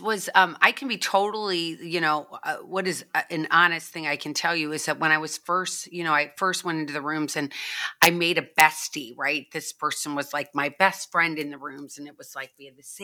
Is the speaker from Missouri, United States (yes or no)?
yes; St. Louis, Missouri, United States; now in Florida, United States; I grew up in St. Louis, Missouri